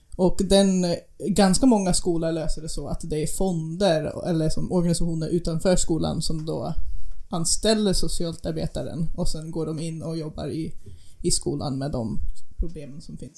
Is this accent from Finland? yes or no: no; United States; moved away; den byn där jag växte upp. Vi är, vi är ungefär en timme bort från den närmaste sjukhus